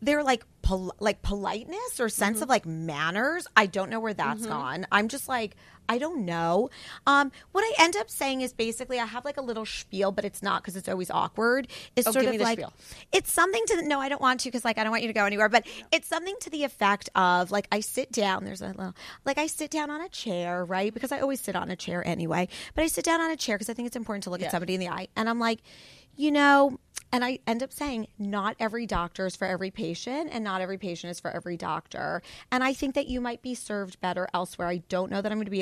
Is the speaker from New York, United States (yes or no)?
yes; New York, United States; also born or lived in Hershey, Pennsylvania; my family's from New York. I grew up in New York.